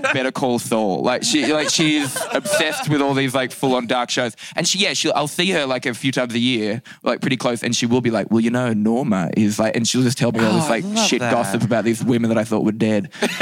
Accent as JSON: {"language": "English", "town": "Newcastle", "region": "New South Wales", "country": "Australia", "tie": "born or raised there", "said": "I grew up in a place called Newcastle in Australia."}